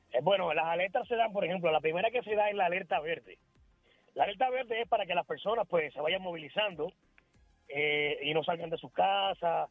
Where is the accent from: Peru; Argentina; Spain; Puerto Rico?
Puerto Rico; moved away as an adult; now in Dominican Republic; Yo me fui en el 2004 de, de Puerto Rico